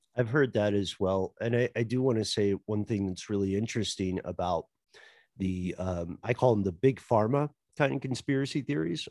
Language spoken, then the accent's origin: English; Tennessee, United States; accent: Tennessee; I have a Tennessee accent that comes out in words like mill and hill